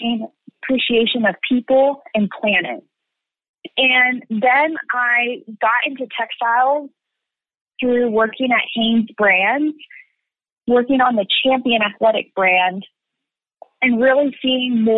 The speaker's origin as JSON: {"language": "English", "town": "Lancaster", "region": "Pennsylvania", "country": "United States", "tie": "born or raised there", "said": "where I grew up in Lancaster, Pennsylvania"}